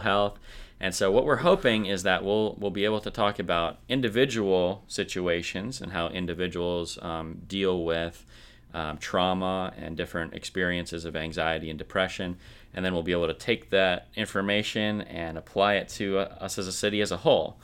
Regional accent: rural Minnesota, United States; I grew up in rural Minnesota

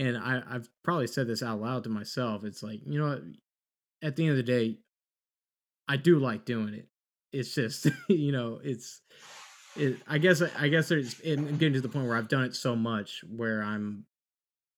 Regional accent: Texas, United States; growing up in Texas is a little bit different of a standard

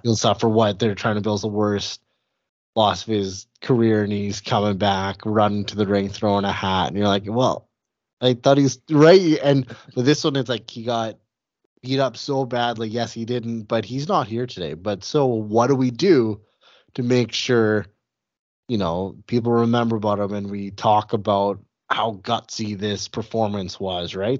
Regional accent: Western Canada, Canada; I grew up Canadian, I grew up in Western Canada

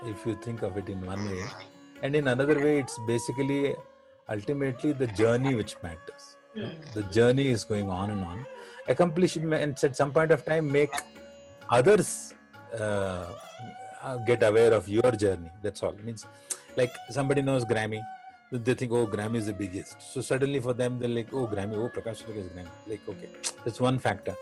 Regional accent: Varanasi, Uttar Pradesh, India; first language Hindi; English is a second language; naturally I was born into Hindi, because I was born in Benares. I had Hindi all across me.

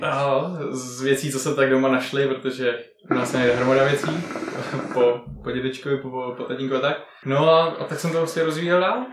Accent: Prague, Czechia; Já, já jsem, já jsem Pražák rodili

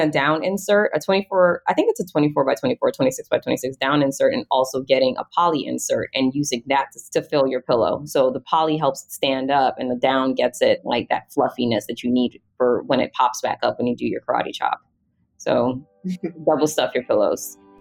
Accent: Jamaica; also born or lived in Atlanta; now in United States; I grew up in Jamaica. My dad's a cabinet maker and contractor

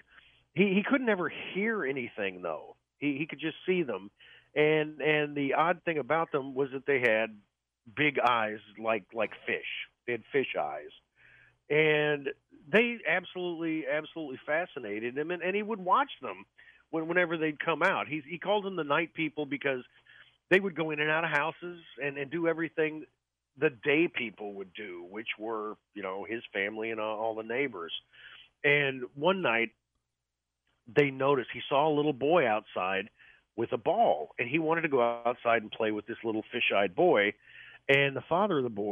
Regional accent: Orrick, Missouri, United States; my hometown of Oreck, Missouri

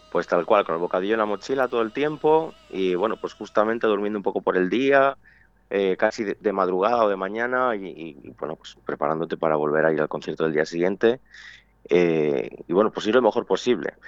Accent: Pedrajas de San Esteban, Castile and León, Spain; aquí en Pedrajas, en mi pueblo

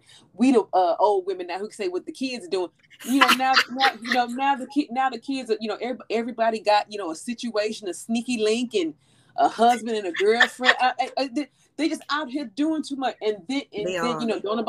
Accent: St. Louis, Missouri, United States; when I was a little girl, you know, growing up in St. Louis

